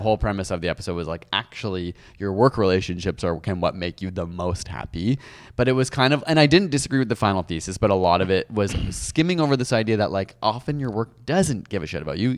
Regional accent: Canada; as a Canadian

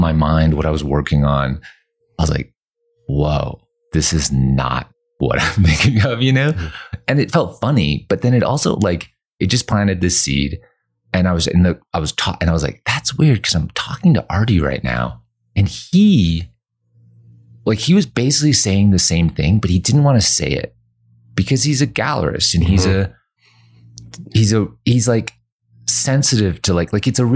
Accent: Canada; now in Los Angeles, United States; growing up in Canada

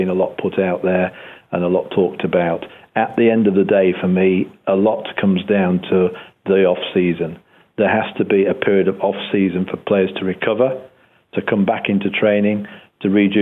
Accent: Yorkshire and the Humber, United Kingdom; moved away; also born or lived in America; we came from Yorkshire in those under-16s days

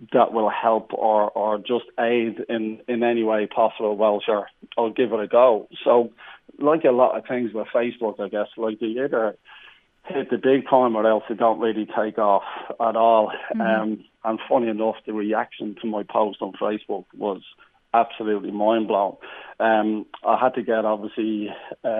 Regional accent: Ireland; around Ireland too, you know, because that's my hometown.

